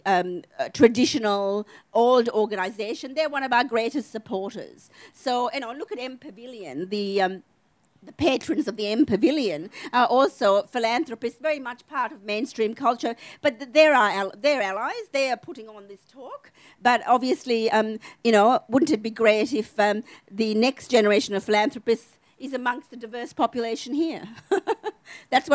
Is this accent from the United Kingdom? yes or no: no; Adelaide, South Australia, Australia; also born or lived in Sri Lanka; I grew up in Adelaide